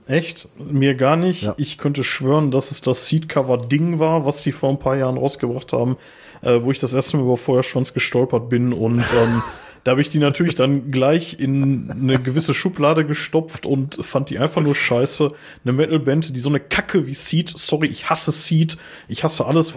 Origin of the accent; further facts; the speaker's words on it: Ruhr area, North Rhine-Westphalia, Germany; wir kommen aus Ruhrpott